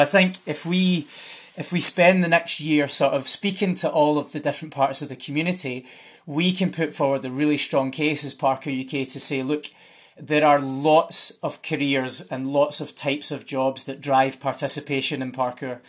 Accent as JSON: {"language": "English", "region": "Scotland", "country": "United Kingdom", "said": "I'm Scottish, so that means something different. I'm Scottish."}